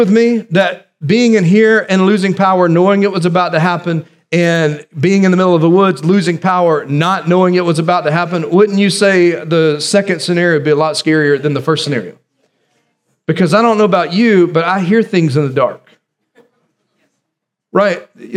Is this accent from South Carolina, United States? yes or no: yes; South Carolina, United States; when I was growing up in December, there was a possibility of snow here in South Carolina